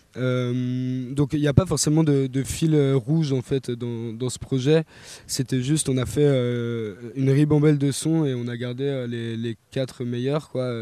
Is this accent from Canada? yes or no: no; Besançon, Bourgogne-Franche-Comté, France; je suis natif de Besançon